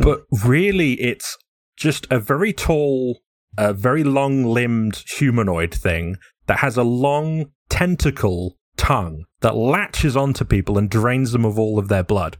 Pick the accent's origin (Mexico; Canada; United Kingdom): United Kingdom; England; I'm very English.